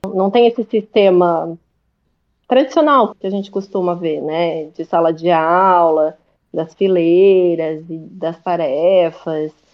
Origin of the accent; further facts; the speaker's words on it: Brazil; moved away as an adult; also born or lived in Australia; Já tem uns anos já que eu saí do Brasil.